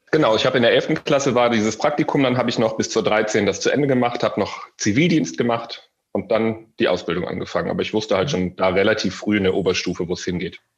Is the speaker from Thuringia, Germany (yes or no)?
no; Solingen, North Rhine-Westphalia, Germany; moved away as an adult; now in Düsseldorf, Germany; Ich komme aus dem beschaulichen, schönen Solinger Bergischen Land und bin vor sechs Jahren nach Düsseldorf gezogen.